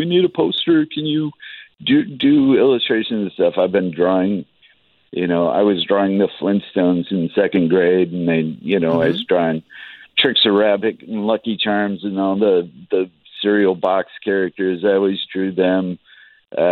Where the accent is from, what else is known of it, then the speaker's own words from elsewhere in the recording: Northern Idaho, United States; moved away as an adult; now in Seattle, United States; I grew up in Northern Idaho